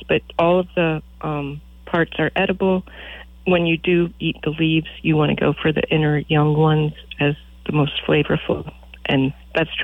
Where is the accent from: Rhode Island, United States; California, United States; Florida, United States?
Rhode Island, United States; now in Verdigris, Nebraska, United States; my hometown in Rhode Island and the library where I grew up